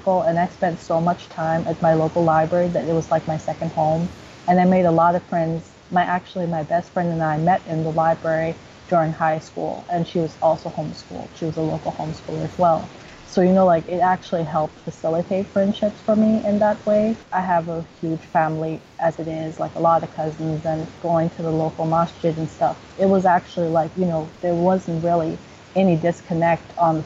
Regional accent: New York, United States; I grew up in New York. I'm a New Yorker born and raised

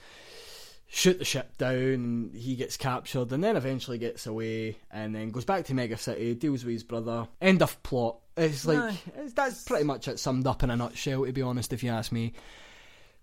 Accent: Glasgow, Scotland, United Kingdom; We're from Glasgow.

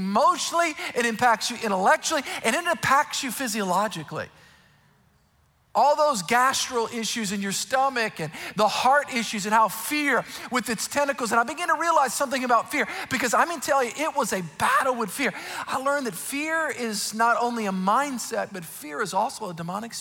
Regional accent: South Louisiana, United States; I grew up in South Louisiana

